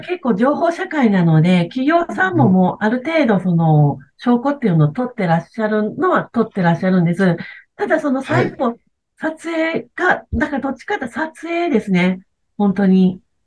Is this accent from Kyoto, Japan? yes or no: no; Wakayama, Japan; その和歌山はやっぱり自分が生まれ育った町